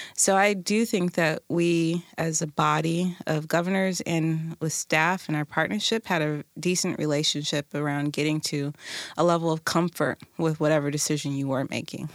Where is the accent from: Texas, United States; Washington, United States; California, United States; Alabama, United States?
Washington, United States; Tacoma; community member, born and raised in Tacoma